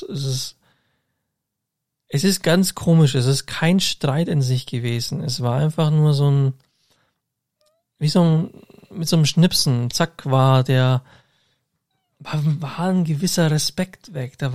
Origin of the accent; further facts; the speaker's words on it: Augsburg, Bavaria, Germany; ich bin alle zwei Wochen in Augsburg, meiner Heimatstadt.